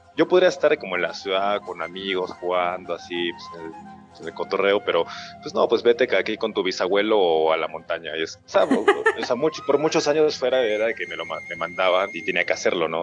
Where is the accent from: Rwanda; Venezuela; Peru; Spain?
Peru; Lima; moved away as an adult; also born or lived in Peruvian Andes; now in Mexico City, Mexico; crecí mi, eh, la mayor parte de mi vida entre, pues, entre la costa y, los Andes peruanos. Eh, la mayor parte de mi vida pues, vivía en Lima, pues, Lima, Callao